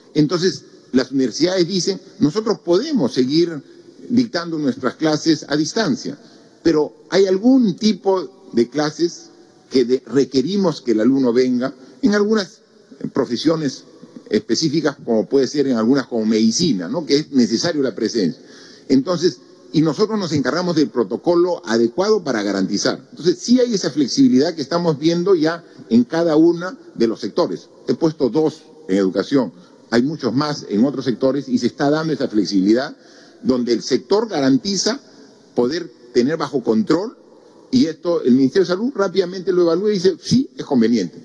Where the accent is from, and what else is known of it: Peru